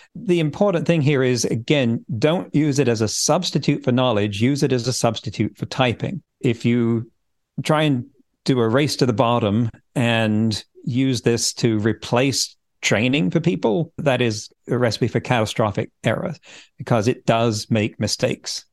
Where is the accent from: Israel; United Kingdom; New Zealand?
United Kingdom; England; moved away as an adult; also born or lived in California; now in Vancouver Island, Canada; I grew up in England. In fact, my family didn't move from that county for several generations prior to me